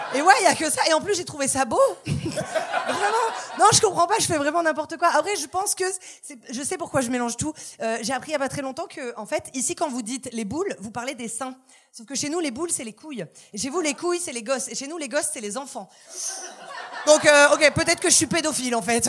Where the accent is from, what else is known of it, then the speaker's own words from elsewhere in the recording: France; moved away as an adult; now in Montreal, Canada; je viens d'arriver à, Montréal et euh, bon, comme vous pouvez le constater, je suis française